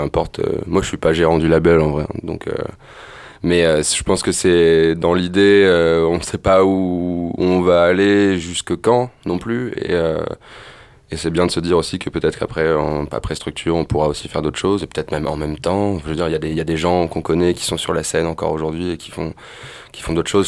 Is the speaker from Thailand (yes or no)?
no; Amiens, Hauts-de-France, France; on a grandi ensemble à Amiens